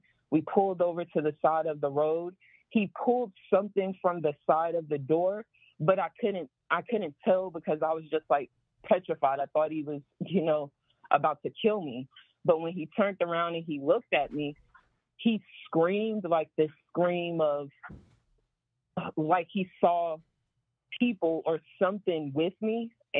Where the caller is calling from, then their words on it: Houston, Texas, United States; I'm calling from Houston.